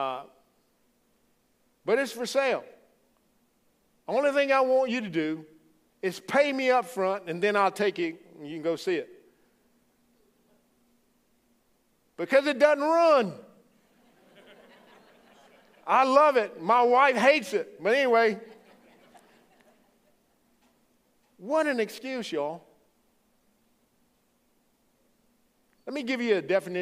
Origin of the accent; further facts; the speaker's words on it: Louisiana, United States; accent: Cajun; moved away; I'm from the Bayou State, great state of Louisiana.